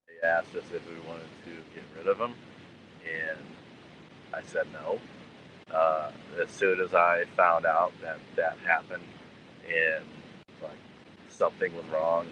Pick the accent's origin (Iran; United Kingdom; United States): United States; Defiance, Missouri; I grew up in Defiance, Southern St. Charles County